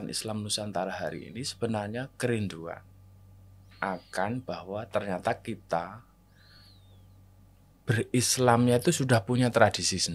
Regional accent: Java, Indonesia; Yang sedangkan saya sebagai orang Jawa hmm. juga ditakdirkan untuk lahir di sini.

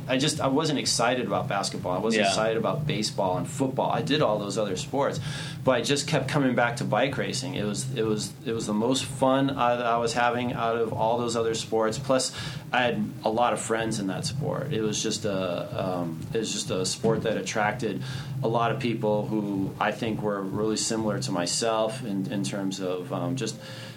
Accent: New York, United States; born there; One of the reasons why I was born in New York.

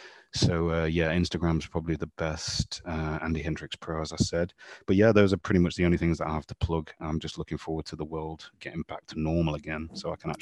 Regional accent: England, United Kingdom; even though I'm from England, I knew very little about modern English history.

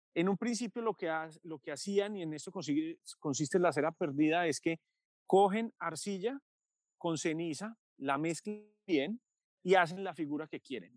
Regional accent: Medellín, Antioquia, Colombia; yo nací en 1983 en Medellín

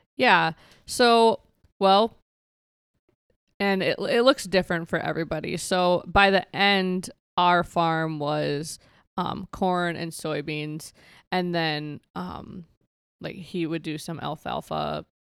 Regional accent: Benton, Minnesota, United States; moved away as an adult; also born or lived in Escuintla, Guatemala; now in South Dakota, United States; I grew up on a farm just outside of, like, Benton, Minnesota

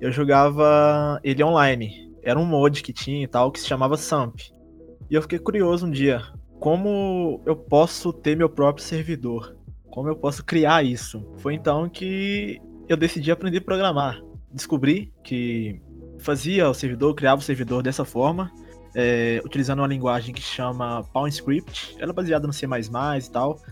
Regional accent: Diamantina, Minas Gerais, Brazil; sou de Diamantina, não sou da cidade de Ouro Preto.

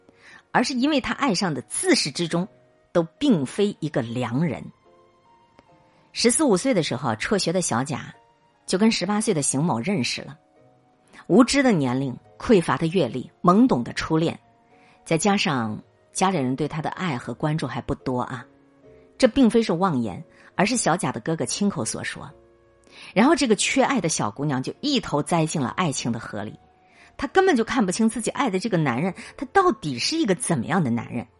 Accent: Henan, China; 老读者可能都知道，我是个河南人。我觉得这种惨案发生在中原大地上，我特别难过。

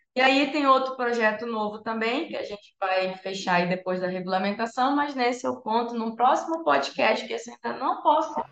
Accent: Santarém, Pará, Brazil; moved away as an adult; also born or lived in Rio de Janeiro; now in São Paulo, Brazil; eu sou de Santarém, no Pará

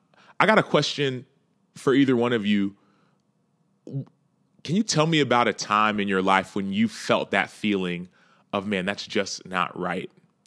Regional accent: Knoxville, Tennessee, United States; I'm from Knoxville, Tennessee.

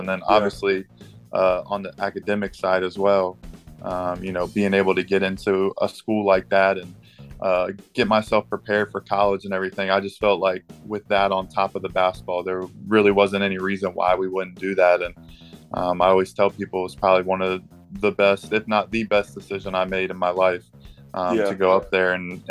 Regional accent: Richmond, Virginia, United States; born there; I was born in Richmond. We loved Richmond. My parents, friends, and everything all lived down here

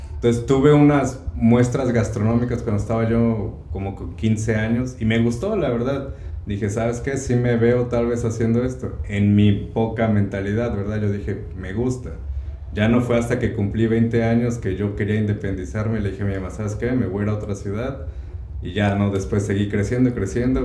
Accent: Córdoba, Veracruz, Mexico; moved away as an adult; also born or lived in Xalapa, Mexico; now in California, United States; soy de México, nací en Veracruz, Córdoba, Veracruz

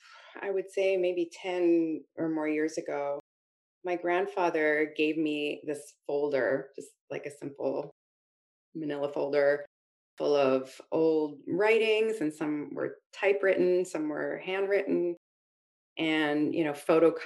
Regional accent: Halifax, Nova Scotia, Canada; I'm not from Africville specifically, I'm from Halifax.

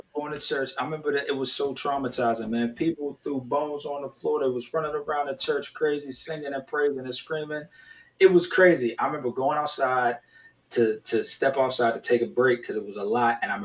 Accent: Pittsburgh, Pennsylvania, United States; moved away as an adult; I'm coming from Pittsburgh

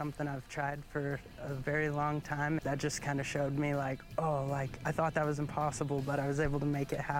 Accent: Las Vegas, Nevada, United States; I'm from Las Vegas, Nevada

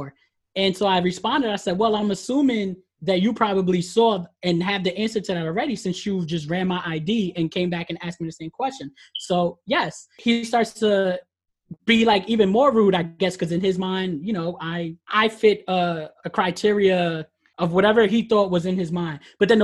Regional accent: Mott Haven, New York, United States; I grew up in the Mohaven area

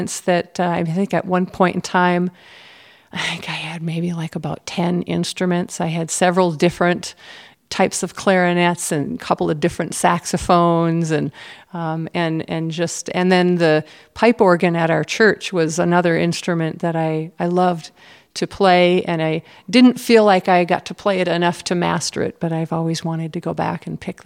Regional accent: Midwest, United States; growing up in the Midwest

